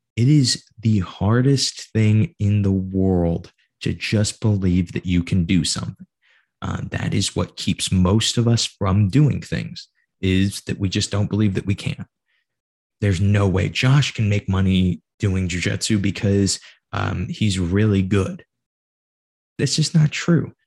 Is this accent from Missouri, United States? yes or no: no; Granite City, Illinois, United States; I'm a nobody from Granite City, Illinois